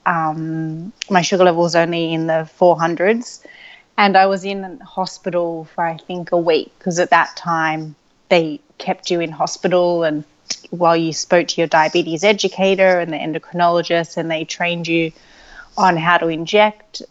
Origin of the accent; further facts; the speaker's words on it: Sydney, New South Wales, Australia; I grew up in Sydney, Australia